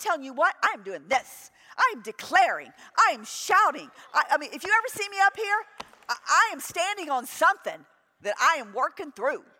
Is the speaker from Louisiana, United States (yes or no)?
yes; New Orleans, Louisiana, United States; I grew up in New Orleans